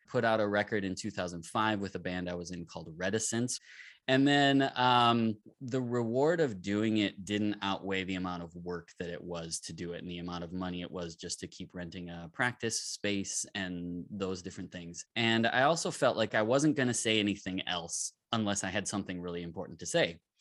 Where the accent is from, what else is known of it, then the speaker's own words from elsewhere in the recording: Minneapolis, Minnesota, United States; I'm from Minneapolis, Minnesota